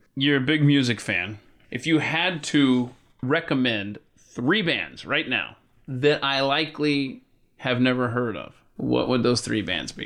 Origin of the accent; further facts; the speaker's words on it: Atlanta, Georgia, United States; Atlanta, my hometown where I was born and raised